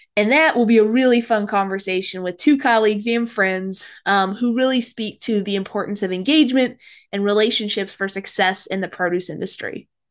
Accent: Midwest, United States; I grew up in the Midwest

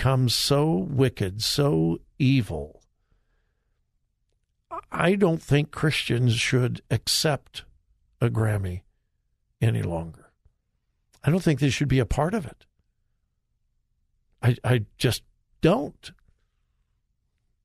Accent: Southern California, United States; growing up in Southern California

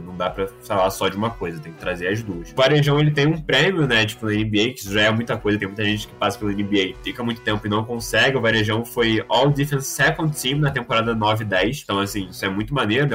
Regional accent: Rio de Janeiro, Brazil; eu sou do Rio de Janeiro

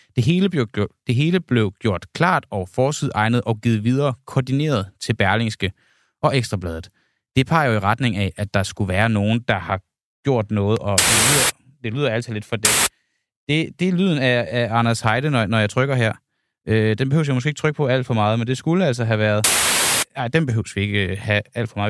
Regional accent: Denmark; jeg er altså fra Jylland

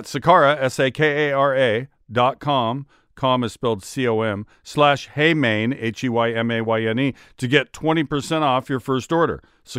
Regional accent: Seattle, Washington, United States; Lenny was my favorite player growing up. I grew up in Seattle.

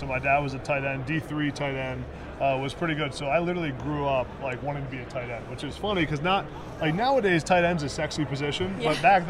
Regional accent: Pennsylvania, United States; he came to Penn State, the offense felt like a great fit, and it was my hometown school

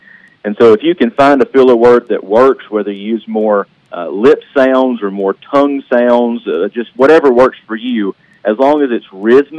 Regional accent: Bell Buckle, Tennessee, United States; also born or lived in Rutherford County, Tennessee; I grew up in the Bedford County area around Bellbuckle and Unionville. Yeah. And then when my wife and I got married, we lived in Rutherford County for a little while and just had to get back to Bedford.

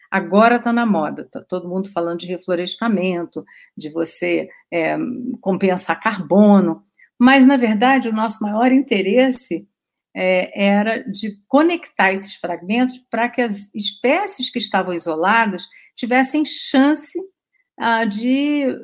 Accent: São Paulo, Brazil; born there; a gente nasceu no Pontal do Paranapanema, que é no extremo oeste do estado de São Paulo.

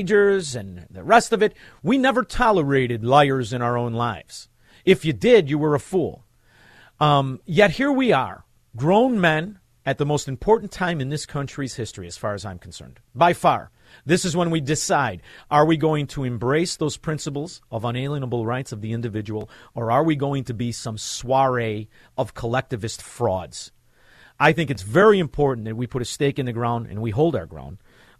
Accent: Chicago, Illinois, United States; I'm from Chicago

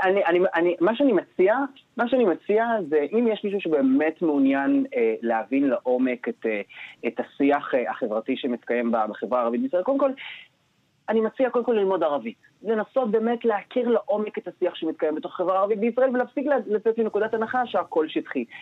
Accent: Nof HaGalil, Northern District, Israel; אני במקור מהצפון, נצרת עילית, נוף הגליל

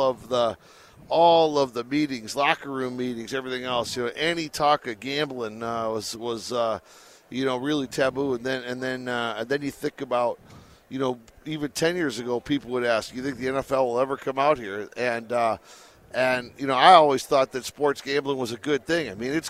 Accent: Detroit, Michigan, United States; moved away as an adult; now in Las Vegas, United States; I came out here, I came out here 18 years ago, so I've been out here for a while. But I'm originally from Detroit.

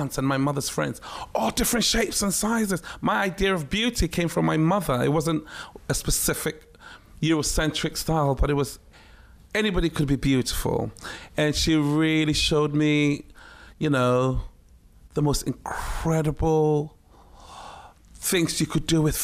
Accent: Ghana; moved away; also born or lived in Takoradi / Accra / Tema; It was a very surreal life, growing up in Ghana, but on a military base

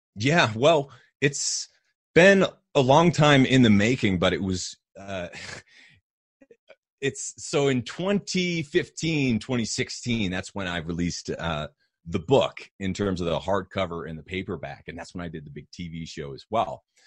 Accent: New Hampshire, United States; moved away; also born or lived in Austin, Texas; I grew up in New Hampshire, um, in, in kind of a tiny mountainous community

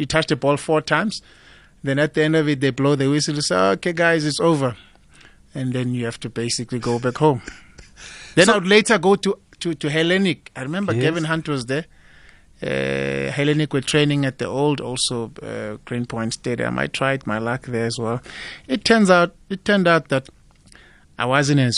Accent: Highveld, South Africa; I came from the Highveld

